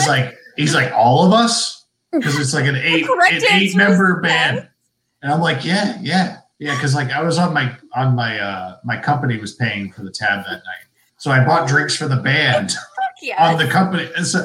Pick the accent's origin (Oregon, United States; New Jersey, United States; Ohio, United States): Ohio, United States; now in New England, United States; I live in New England, but I was born in Ohio. So look, disclaimer, I'm a Midwesterner who lives in New England.